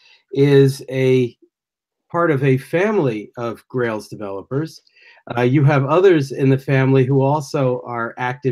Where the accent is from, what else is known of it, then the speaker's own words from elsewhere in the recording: United States; I'm an American